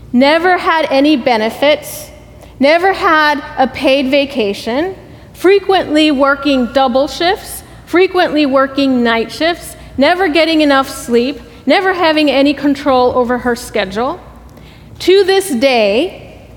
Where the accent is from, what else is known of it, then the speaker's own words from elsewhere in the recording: Laredo, Texas, United States; moved away; I am originally from Laredo, Texas, if any of you all are familiar with Laredo. I grew up on the border